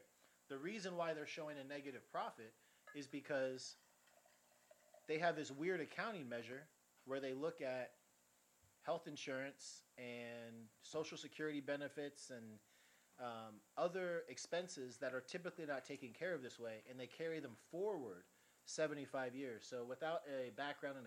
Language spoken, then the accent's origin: English; Georgia, United States; moved away as an adult; also born or lived in California; now in Florida, United States; I was born in California, raised mostly in Georgia until I graduated high school